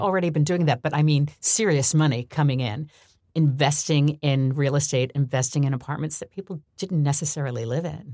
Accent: New York, United States; I grew up in New York

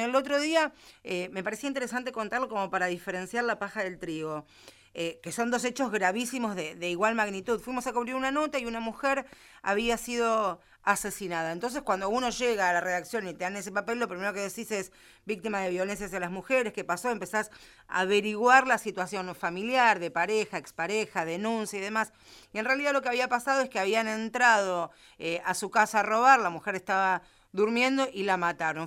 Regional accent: Villa Gesell, Buenos Aires Province, Argentina; yo vengo de Villa Gesell.

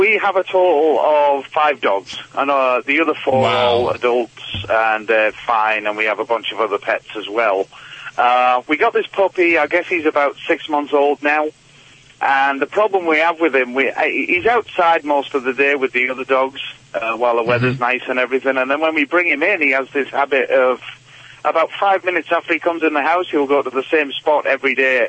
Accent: England, United Kingdom; moved away as an adult; now in Michigan, United States; Yeah, I'm from England.

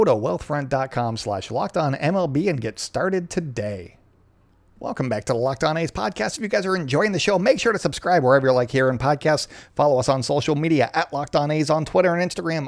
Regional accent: Canada; being Canadian

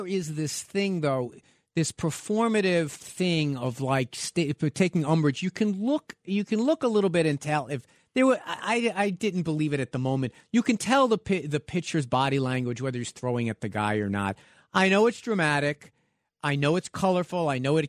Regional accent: Manhattan, New York, United States; I'm from Manhattan.

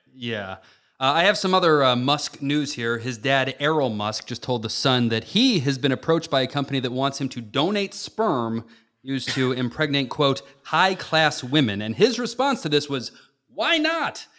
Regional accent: Chicago, Illinois, United States; growing up in the Chicagoland area

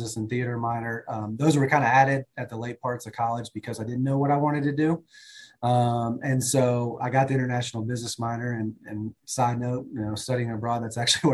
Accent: Kentucky, United States; Growing up in Kentucky, was born and raised here

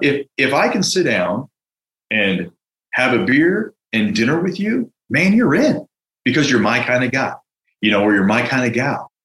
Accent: San Francisco, California, United States; now in Denver, United States; I'm from San Francisco

